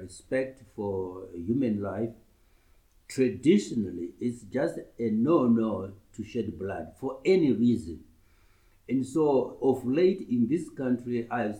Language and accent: English; Murewa, Mashonaland East, Zimbabwe; also born or lived in Makoni District, Zimbabwe; I was born in Makoni district. My chief is Makoni, he's ruling now. That's in near Rusape. But I grew up mainly in Murewa, in my primary school days